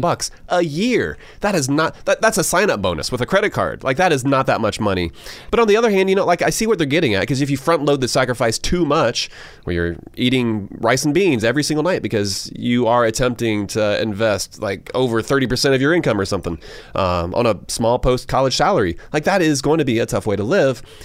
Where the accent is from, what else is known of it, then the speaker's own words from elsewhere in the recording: Georgia, United States; born and raised in Georgia